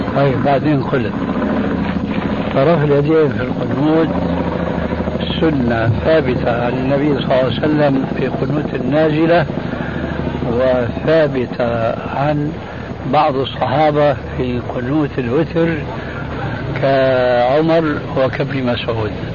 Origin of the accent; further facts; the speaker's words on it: Syria; عندنا في الشام